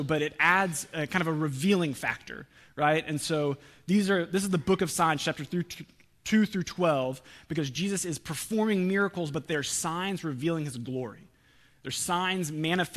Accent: Oklahoma, United States; we're from Oklahoma

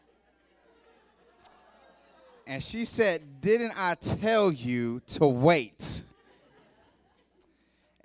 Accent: Youngstown, Ohio, United States; now in Columbus, United States; I'm from Youngstown originally, live in Columbus now

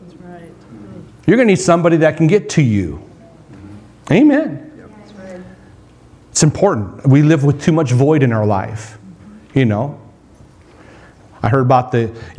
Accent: North Dakota, United States; I grew up in North Dakota on a farm

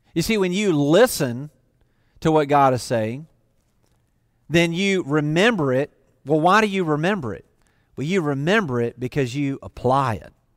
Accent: the South, United States; I grew up in the South.

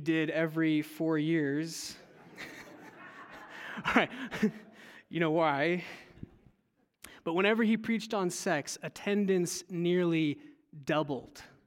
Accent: California, United States; moved away; I'm originally from California, and as a teenager, I attended a Saddleback church with my family

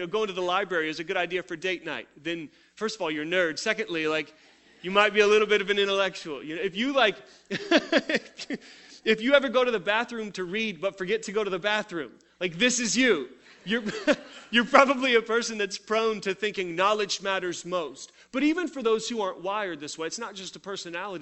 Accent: Tulsa, Oklahoma, United States; I grew up in Tulsa at another church here in town

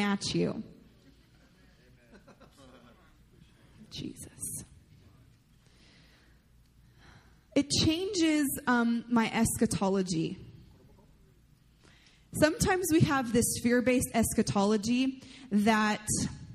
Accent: United States; I love the heritage that comes from being an American

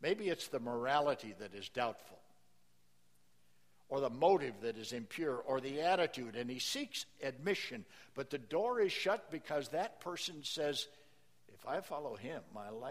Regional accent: small town Nebraska, United States; moved away; I was invited to preach in my hometown church, small town Nebraska

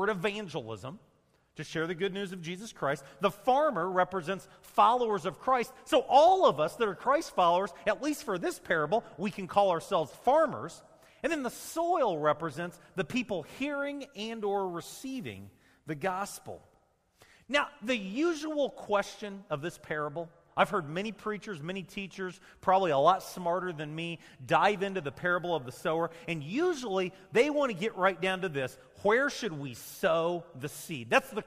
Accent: Champaign, Illinois, United States; I grew up in Champaign, I grew up around farming

